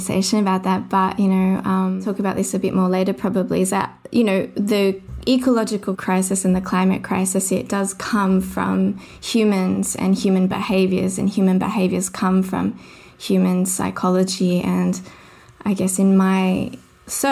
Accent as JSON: {"language": "English", "town": "Sydney", "region": "New South Wales", "country": "Australia", "tie": "born or raised there", "said": "I grew up in Mount Druitt in Sydney, which is sort of a low socioeconomic area"}